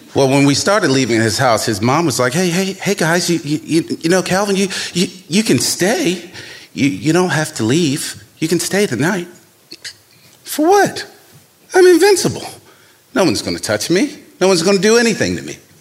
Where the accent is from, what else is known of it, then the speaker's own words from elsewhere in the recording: Baltimore, Maryland, United States; young black man growing up in Baltimore